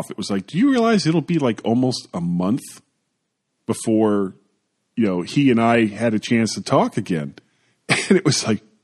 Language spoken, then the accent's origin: English; Florida, United States; I am a blonde from Florida